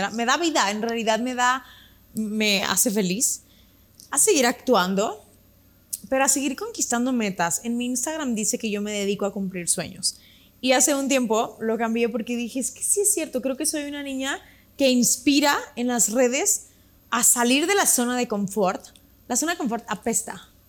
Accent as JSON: {"language": "Spanish", "country": "Mexico", "said": "puede ser fuera de México, ¿verdad? Pero pues si empezamos como en mi país, podría ser"}